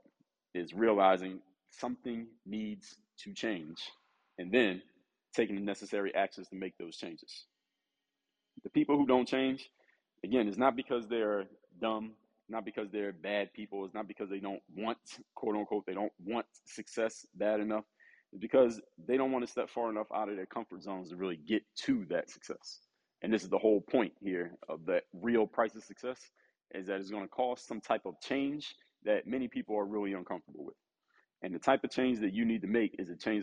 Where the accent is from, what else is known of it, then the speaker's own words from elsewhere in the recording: Philadelphia, Pennsylvania, United States; the city, my hometown, the city of Philadelphia